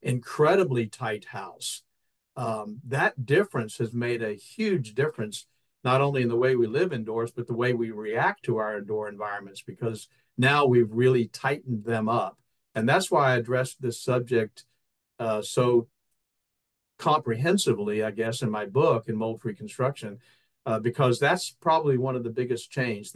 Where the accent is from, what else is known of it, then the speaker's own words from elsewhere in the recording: Florida, United States; I grew up in Florida